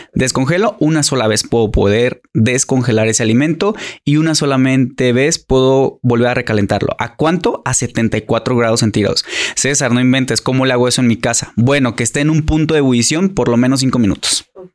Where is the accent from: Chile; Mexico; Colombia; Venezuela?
Mexico; como buenos mexicanos, mexicanos